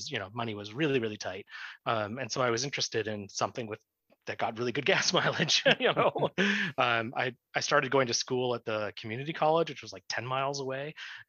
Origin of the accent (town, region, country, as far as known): Oregon, United States; born or raised there; moved away as an adult; also born or lived in Scotland / California / Cleveland / Seattle; now in Ann Arbor, United States